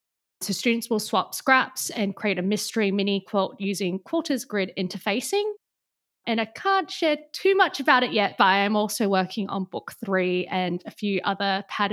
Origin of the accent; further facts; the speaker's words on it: Perth, Western Australia, Australia; moved away as an adult; now in New York City, United States; I use the she and her pronouns. I'm Chinese Australian, born and bred in Perth, Australia. My parents are originally from Hong Kong. I got married to an American a little over 4 years ago and relocated to New York City, which is where I'm now based.